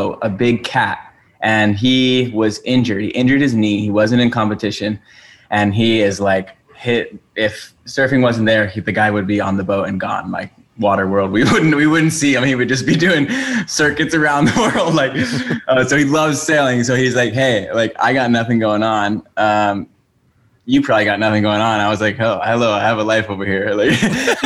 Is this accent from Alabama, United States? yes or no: no; Oahu, Hawaii, United States; I grew up on Oahu in Hawaii, which is an island.